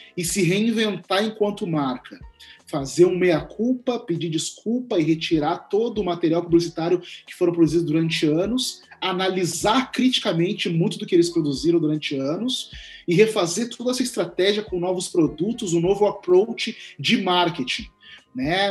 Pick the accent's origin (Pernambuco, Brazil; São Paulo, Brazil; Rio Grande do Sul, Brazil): Rio Grande do Sul, Brazil; Porto Alegre; na cidade de onde eu sou, Porto Alegre